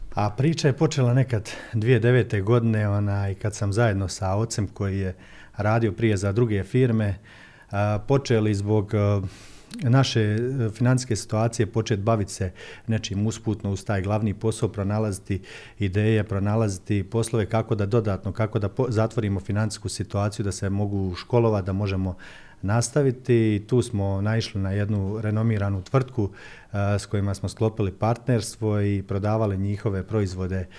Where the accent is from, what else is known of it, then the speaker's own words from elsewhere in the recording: Livno, Federation of Bosnia and Herzegovina, Bosnia & Herzegovina; kod nas u Livnu